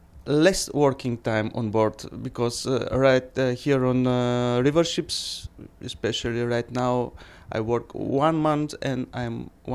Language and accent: English; Bulgaria; English is a second language